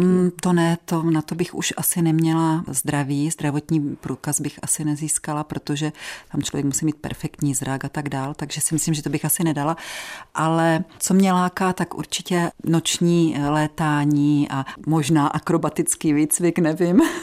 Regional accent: Moravian Wallachia, Czechia; u nás na Valašsku

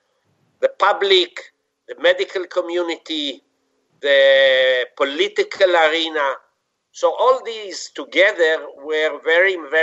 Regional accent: Israel; I was born in Israel, grew up there, had my basic school, high school, university, medical school in Israel.

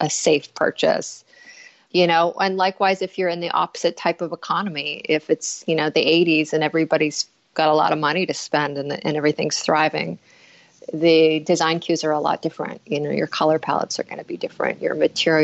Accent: Northern Canada, Canada; moved away; also born or lived in Winnipeg, Manitoba; I am Canadian, and I was born in a small mining town in northern Canada, about 13 hours north of the American border.

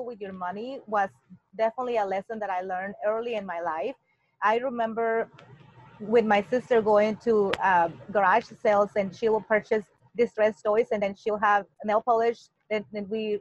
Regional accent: Mexico City, Mexico; English is a second language; moved away as an adult; now in United States; I was born and raised in Mexico and living in the Mexico City

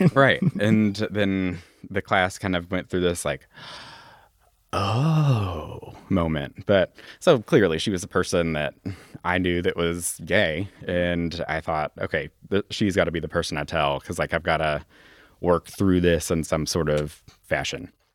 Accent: Louisville, Kentucky, United States; when we lived out over in Hikes Point. And then when I was four years old, we moved out uh, to J Town

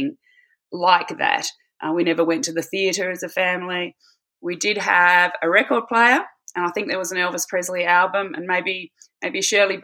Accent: Adelaide, South Australia, Australia; moved away as an adult; also born or lived in Bangor, Wales / Hamburg, Germany; 4 months after I was born, they decided to return to Adelaide. And that's where I grew up

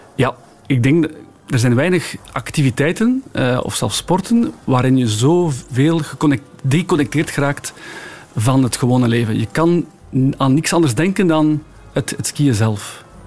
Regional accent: Belgium; moved away as an adult; also born or lived in Val Thorens, France / Orelle, France; Ik ben jaren expat geweest, dus als Belg in het buitenland gaan wonen

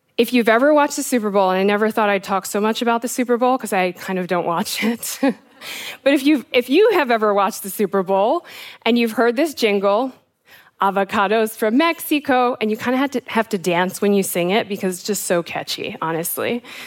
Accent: South Africa; also born or lived in United States; I am South African and American

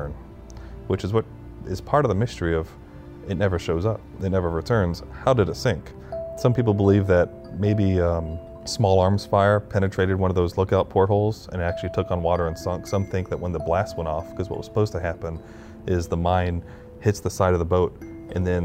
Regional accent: Charleston, South Carolina, United States; as a kid, I grew up in Charleston

